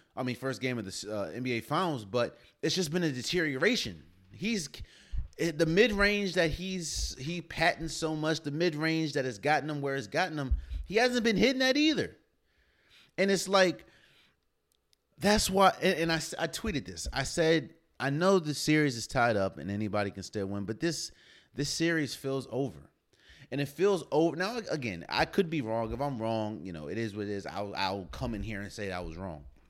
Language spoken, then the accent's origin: English; United States; I'm from the Maryland, Washington.